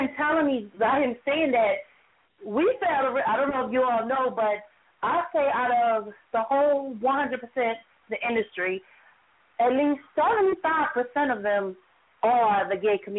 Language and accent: English; Glen Burnie, Maryland, United States; from Anne Arundel County. I'm from a very small city called Glen Burnie. The capital of Maryland is Annapolis. Annapolis is the city.